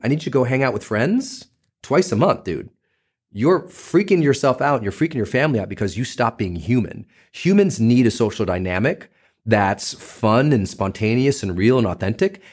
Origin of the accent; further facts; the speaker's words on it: Butte, Montana, United States; I'm a kid from Butte, Montana